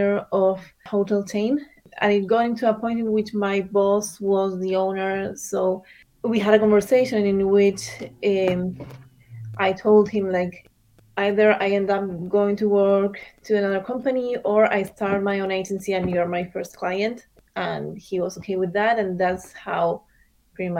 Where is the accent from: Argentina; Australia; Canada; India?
Argentina; moved away as an adult; also born or lived in Miami, United States; now in United States; I was raised in Argentina.